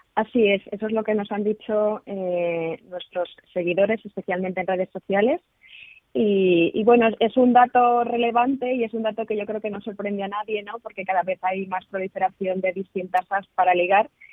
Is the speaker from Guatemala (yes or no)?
no; Spain; nosotros, como españoles